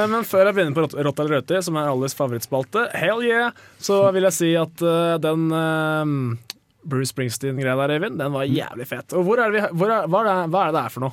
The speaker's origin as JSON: {"language": "Norwegian", "area": "Toten", "region": "Innlandet", "country": "Norway", "said": "Jeg er fra Toten"}